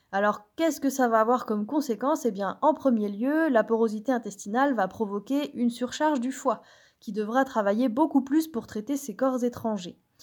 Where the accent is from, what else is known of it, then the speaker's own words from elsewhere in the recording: Brittany, France; je suis bretonne